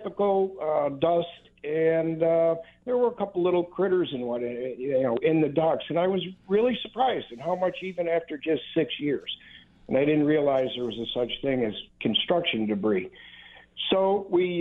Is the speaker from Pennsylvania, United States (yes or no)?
no; Hamburg, New York, United States; moved away as an adult; now in Florida, United States; I was formerly from Hamburg, New York. And I spent most of my life there. Moved down to Florida.